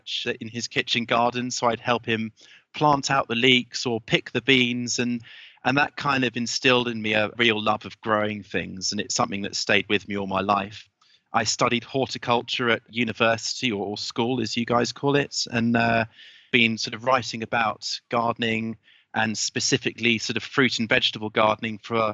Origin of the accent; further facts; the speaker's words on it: United Kingdom; I'm a Brit